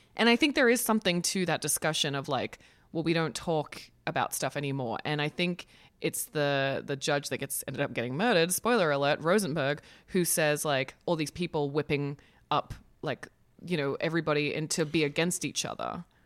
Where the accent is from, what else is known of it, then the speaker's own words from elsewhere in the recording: Australia; now in United States; as an Australian